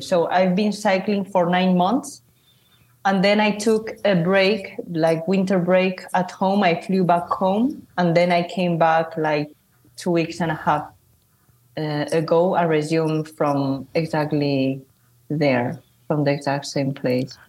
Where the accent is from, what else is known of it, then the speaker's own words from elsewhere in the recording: Zaragoza, Aragon, Spain; also born or lived in China / London / United States; I'm from Spain, from a city called Zaragoza, which is between Madrid and Barcelona. And I'm originally from China.